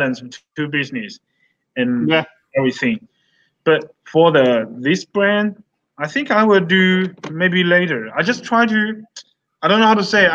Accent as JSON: {"language": "English", "country": "United States", "said": "I'm American. I'm Chinese American. I'm still American"}